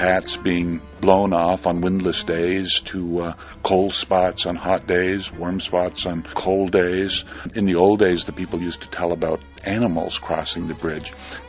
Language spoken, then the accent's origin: English; Vermont, United States; I grew up in Vermont with a father who was quite interested in the local ghost stories and the tales of the local murders.